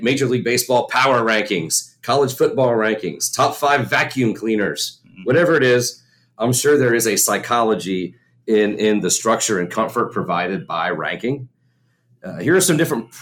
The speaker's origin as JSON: {"language": "English", "region": "Kentucky", "country": "United States", "said": "We're from Kentucky"}